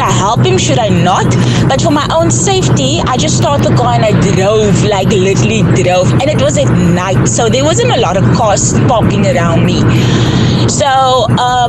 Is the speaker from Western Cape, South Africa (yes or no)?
yes; Cape Town, Western Cape, South Africa; I am initially from Mitchell's Plain